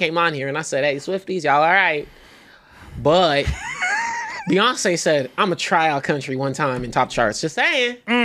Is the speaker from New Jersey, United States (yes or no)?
no; Texas, United States; I'm from Texas.